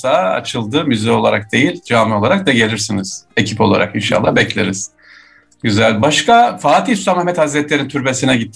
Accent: Germany; Evet. Burada doğup büyüdük. Burada okula gittik. Mesleğimizi yaptık. Burada devam ediyoruz.

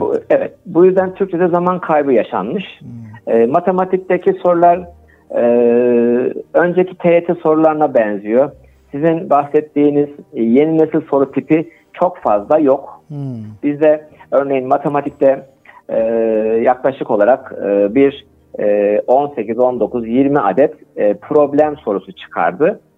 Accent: Kayseri Province, Turkey; also born or lived in Ankara; 1963 Kayseri doğumluyum. Ee, ilk orta lise e, eğitimini Kayseri'de aldıktan sonra

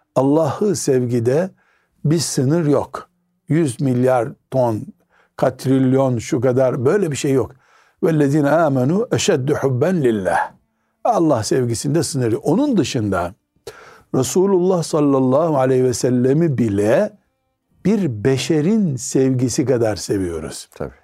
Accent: Black Sea Region, Turkey

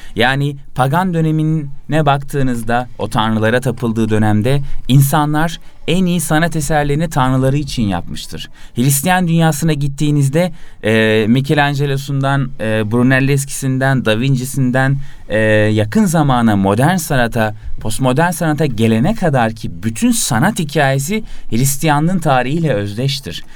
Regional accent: İzmir, Turkey; now in Istanbul, Turkey

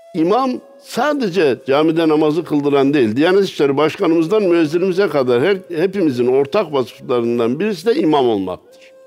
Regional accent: Kayseri, Kayseri Province, Turkey

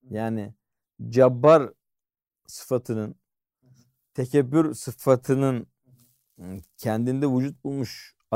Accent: Malatya, Turkey; Bak Malatyalıyım

